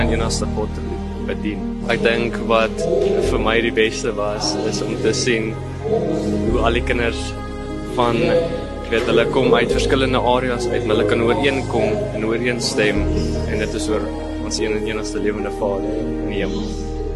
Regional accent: Sasolburg, Free State, South Africa; Ek kom van Sasolburg af.

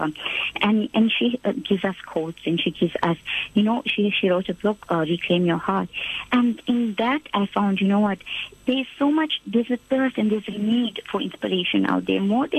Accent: Durban, KwaZulu-Natal, South Africa; The warm city of Durban.

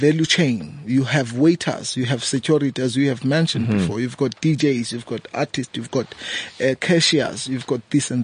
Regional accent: South Africa; moved away as an adult; now in Johannesburg, South Africa; I've created an event back home 6 years ago, a homecoming reunion, and that event today it's quite the biggest event in my hometown

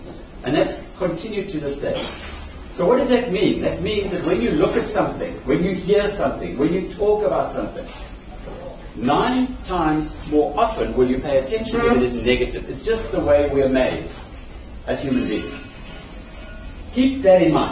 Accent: Newcastle, KwaZulu-Natal, South Africa; I grew up in Newcastle

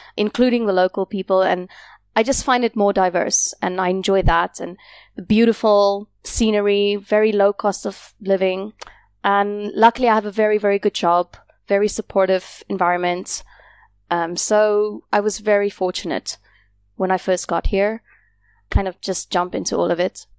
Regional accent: South Africa; moved away as an adult; also born or lived in South Korea; now in Da Nang, Vietnam; I came to Vietnam from South Africa.

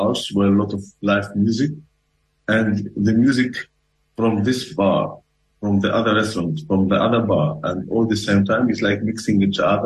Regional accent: Tunisia; moved away; I come from Africa, and I come from a country where culture is not as important as food

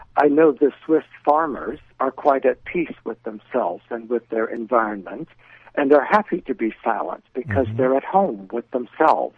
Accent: California, United States; moved away as an adult; I was born in California and lived there until I was 27

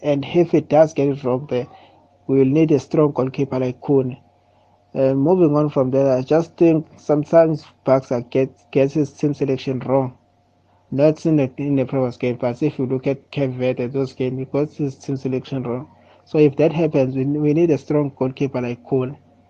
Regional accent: Mulundi, KwaZulu-Natal, South Africa; I'm from Mulundi, KZN.

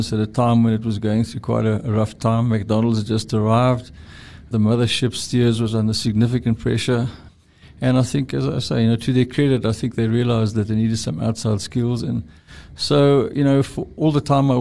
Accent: East London, Eastern Cape, South Africa; moved away; I grew up in East London.

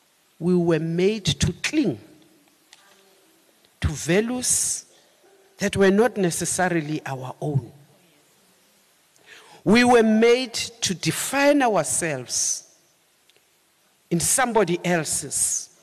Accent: South Africa; We participated as South African women in the drafting of the Freedom Charter.

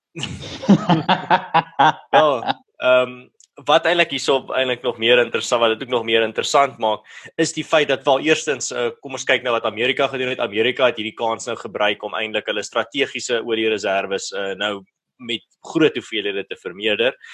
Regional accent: Malmesbury, Western Cape, South Africa; my tuisdorp van Mamesbury

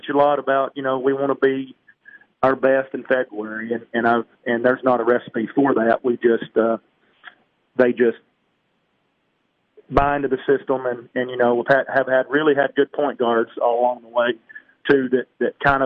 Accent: Pickett County, Tennessee, United States; also born or lived in Livingston, Tennessee; I grew up in Pickett County

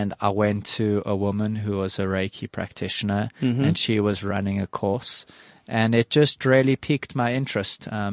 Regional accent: Johannesburg, Gauteng, South Africa; I grew up in Johannesburg, South Africa

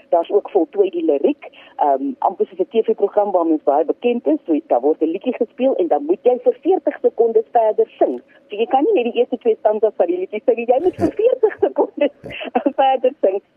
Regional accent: South Africa; Ons is mos Suid-Afrikaners

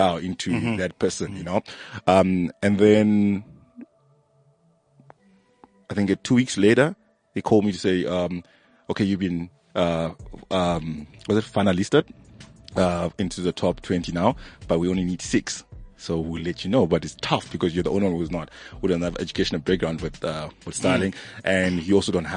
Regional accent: Zimbabwe; now in South Africa; I'm from Zim.

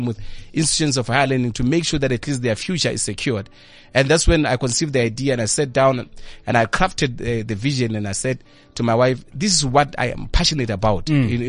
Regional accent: Bolobedu, Limpopo, South Africa; now in Centurion, South Africa; I was born in Bolobedu in the Limpopo province.

